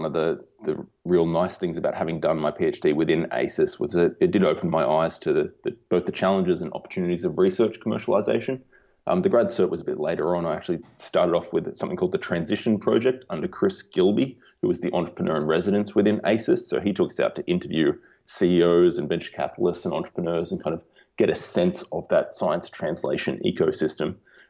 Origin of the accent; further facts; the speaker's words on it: Stanwell Park, New South Wales, Australia; I grew up in Stanwell Park, which is about half an hour to the north. Beautiful spot right on the beach. I spent a lot of time in the ocean and on south coast camping trips as a kid. So yeah, I'm from the Illawarra for sure